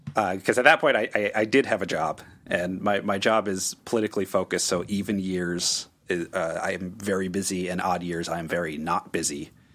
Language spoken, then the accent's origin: English; Connecticut, United States; moved away as an adult; also born or lived in Washington, D.C. area; I'm originally from Connecticut